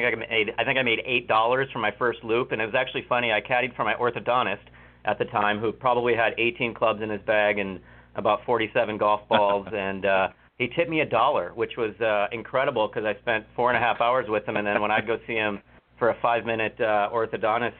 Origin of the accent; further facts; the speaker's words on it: Wisconsin, United States; moved away; I grew up in Wisconsin, and I started caddying at the local private club when I was 13 years old